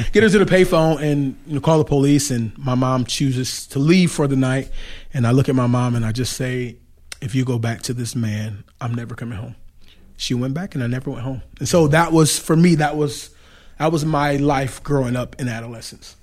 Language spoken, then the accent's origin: English; Detroit, Michigan, United States; now in Goshen, United States; I grew up in Detroit, Michigan.